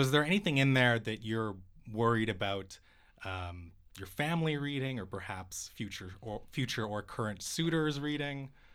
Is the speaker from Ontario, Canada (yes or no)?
no; Vancouver, British Columbia, Canada; my hometown